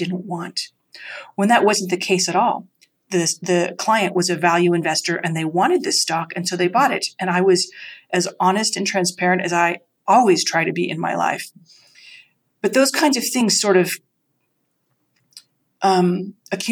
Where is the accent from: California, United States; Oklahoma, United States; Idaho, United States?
Idaho, United States; rural; moved away as an adult; also born or lived in Vermont; I grew up in Idaho, in rural Idaho